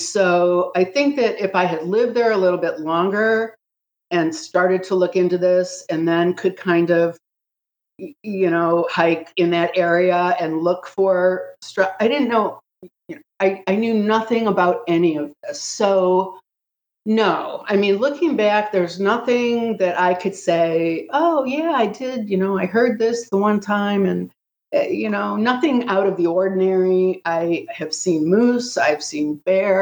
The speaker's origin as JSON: {"language": "English", "region": "Ohio", "country": "United States", "tie": "born or raised there", "moved": "yes", "said": "I grew up in Ohio, spending a lot of time in the woods"}